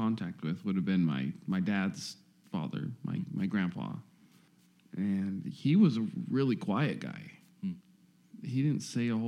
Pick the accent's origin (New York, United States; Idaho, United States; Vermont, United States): Idaho, United States; Rigby; in Rigby, Idaho there, yeah. Out in farming country. But I grew up in it was a trailer house that sat right where my parents' house sits